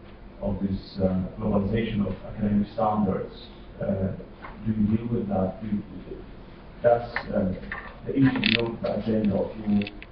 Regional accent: Poland; English is a second language; I'm a visitor from Poland, from Polish University.

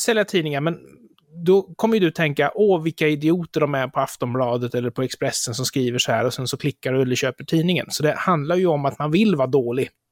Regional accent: Närke, Örebro County, Sweden; då får du kalla mig för närking

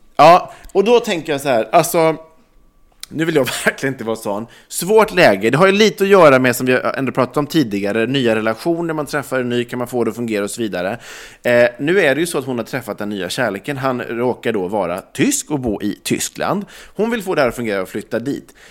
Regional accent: Ulricehamn, Västra Götaland, Sweden; now in Stockholm, Sweden; flytta tillbaks till liksom Ulricehamn, där jag kommer ifrån

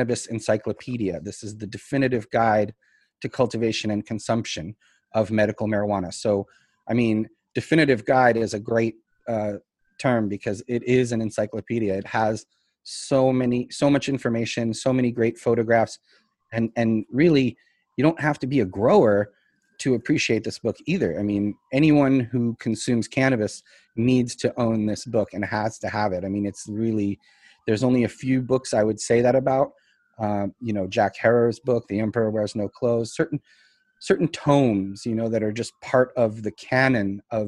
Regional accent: Russia; I was born in Russia

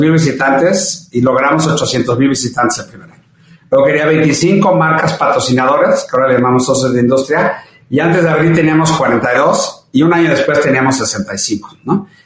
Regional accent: Mexico; soy orgullosamente mexicano

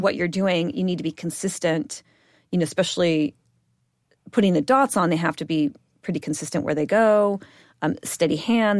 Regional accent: Bellevue, Washington, United States; I grew up in Bellevue, Washington, which is a suburb of Seattle

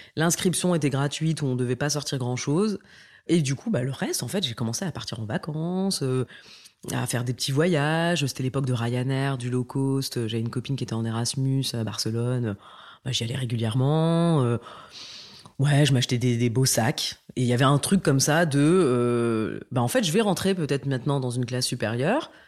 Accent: northern France, France; moi j'ai grandi dans le nord de la France, euh, je suis née là-bas

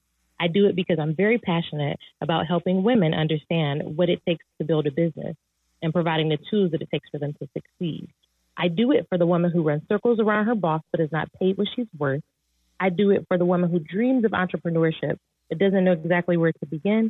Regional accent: Detroit, Michigan, United States; I grew up in Detroit, Michigan

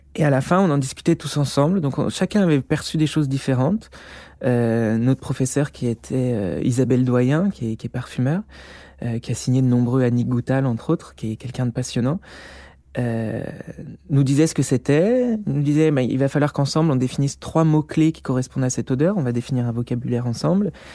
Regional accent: Beaujolais, Auvergne-Rhône-Alpes, France; also born or lived in Lyon; À la base, moi je suis lyonnais, enfin je viens du Beaujolais, j'ai fait mes études à Lyon.

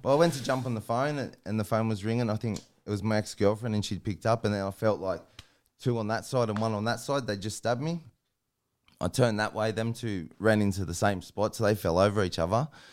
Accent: Sydney, New South Wales, Australia; I grew up in Sydney, down in, like, Sydney's West, Guildford, Maryland and that.

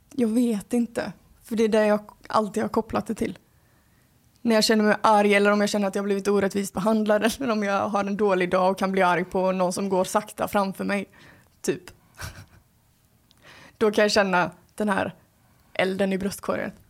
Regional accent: Skåne, Sweden; accent: Scanian; Min skånska som kommer

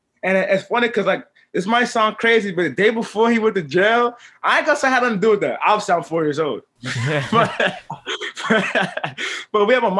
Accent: Brooklyn, New York, United States; Well, from where I'm from, brother man, where I'm from Brooklyn, New York. I grew up many places, but I'm Brooklyn Zone, you know what I'm saying?

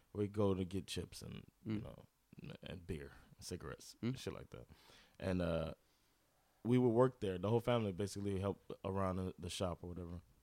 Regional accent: Miami, Florida, United States; moved away as an adult; now in Sweden; I'm from Miami

